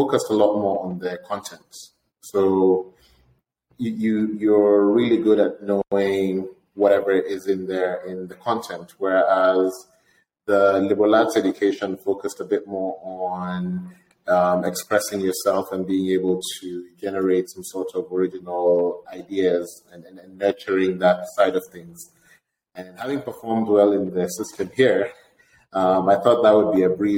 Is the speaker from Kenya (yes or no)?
yes; Kenya; moved away as an adult; also born or lived in Vermont, United States; I was born in Kenya. Went to my primary school and high school in Kenya.